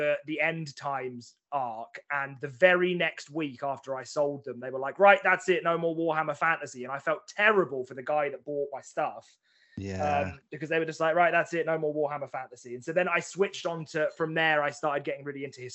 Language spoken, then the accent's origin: English; Chelmsford, East of England, United Kingdom; moved away as an adult; now in Manchester, United Kingdom; I'm an Essex boy at heart, like born and bred Essex boy.